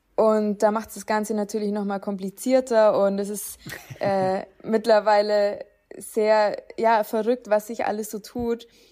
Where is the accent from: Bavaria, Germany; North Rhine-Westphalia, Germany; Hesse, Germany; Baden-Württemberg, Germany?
Bavaria, Germany; Upper Palatinate, near Nuremberg; ich komme ja auch aus der Nähe von Nürnberg. Es ist allerdings noch Oberpfalz